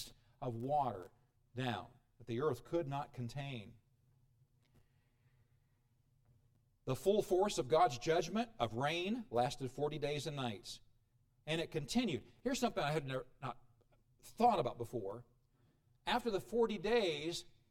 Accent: Illinois, United States; moved away; I come from Illinois.

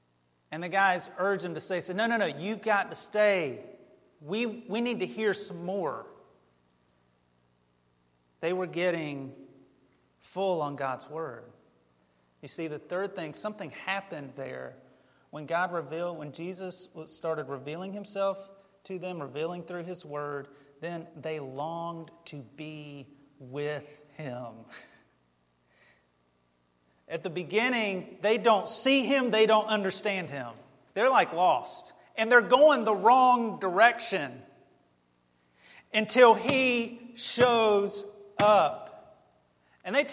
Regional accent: United States; we're American

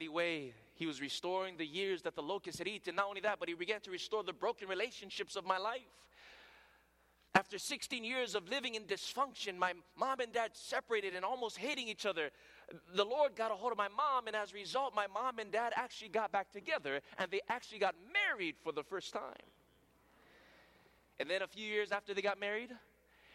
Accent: Hawaii, United States; accent: pidgin; first language Hawaiian Pidgin; English is a second language; You know, in Hawaii, we speak a different language there. And to be honest, English is my second language. My first language is broken English. That's what we speak in Hawaii. It's called pidgin.

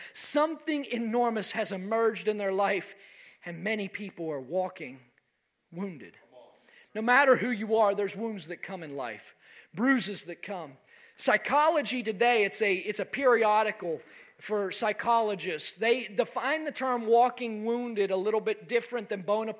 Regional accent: West Virginia, United States; In my home state of West Virginia

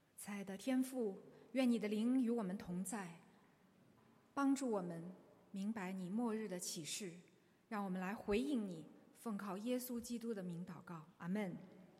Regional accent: China; 我们中国人

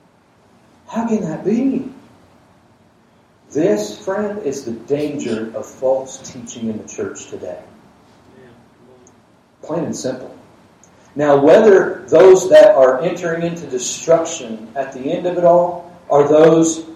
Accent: Georgia, United States; I grew up in Georgia

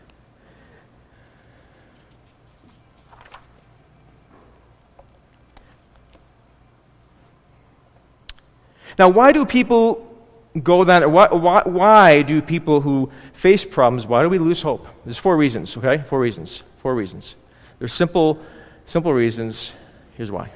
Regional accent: Buffalo, New York, United States; I grew up in Buffalo

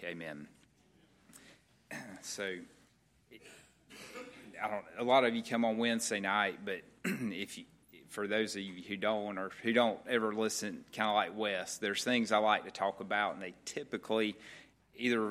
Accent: Cairo, Georgia, United States; I was for sure from Cairo

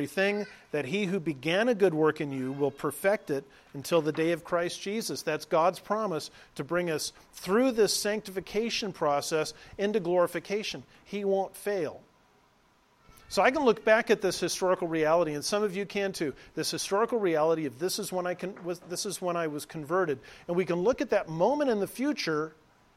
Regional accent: Southern California, United States; moved away; I was raised in Southern California

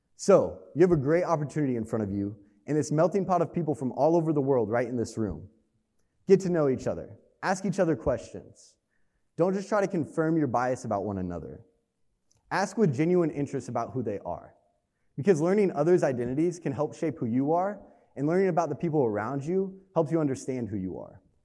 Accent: Hastings, Nebraska, United States; moved away as an adult; now in Lincoln, United States; I grew up in Hastings, Nebraska

